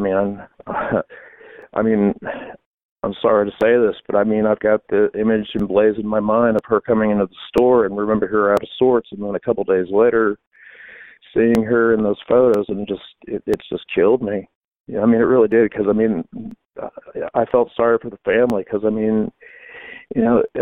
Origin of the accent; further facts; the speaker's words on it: Fort Wayne, Indiana, United States; I grew up down there in that neighborhood and actually a little bit farther down and, you know, graduated from Southside High School